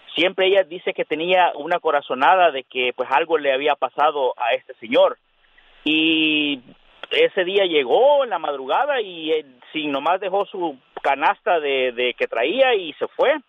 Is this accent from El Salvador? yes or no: yes; El Salvador; now in Rialto, United States; la colonia de donde yo soy, eh, en El Salvador